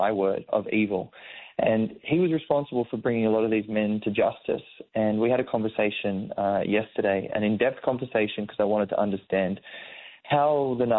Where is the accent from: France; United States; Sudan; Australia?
Australia; Sydney, New South Wales; I grew up in a very Islamic Middle Eastern community in Sydney